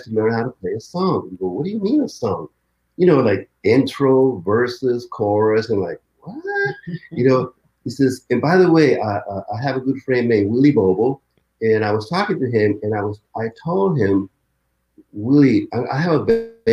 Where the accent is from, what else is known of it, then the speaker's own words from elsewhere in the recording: San Francisco, California, United States; we're from the Mission District.